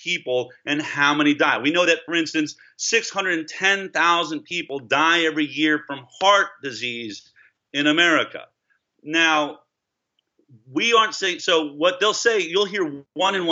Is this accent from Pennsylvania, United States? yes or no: no; Boulder, Colorado, United States; I grew up in Boulder, Colorado